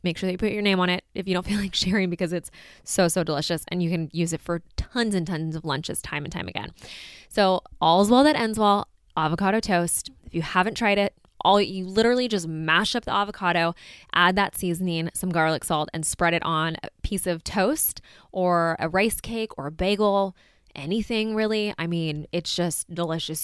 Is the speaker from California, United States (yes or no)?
yes; California, United States; we are from California